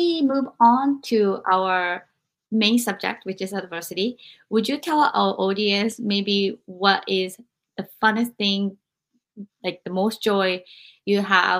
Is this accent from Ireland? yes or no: no; Japan; moved away; I had experienced all of this growing up in Japan